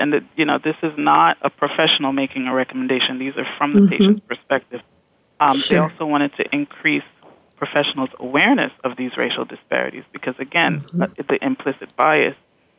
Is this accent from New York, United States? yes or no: yes; New York, United States; I'm from New York, mm-hmm. and our governor has, you know, commissioned task forces